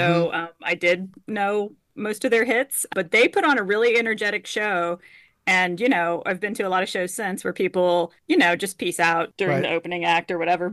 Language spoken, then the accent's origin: English; Houston, Texas, United States; growing up in Houston